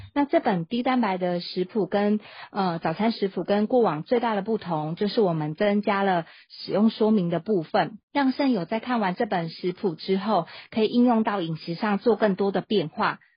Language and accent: Chinese; Taiwan; 按照我们台湾人口去做换算的话